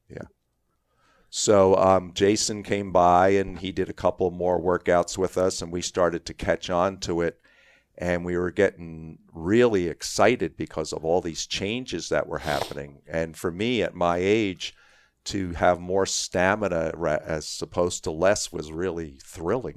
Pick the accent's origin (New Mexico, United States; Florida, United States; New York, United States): New York, United States; New York City; I grew up in Queens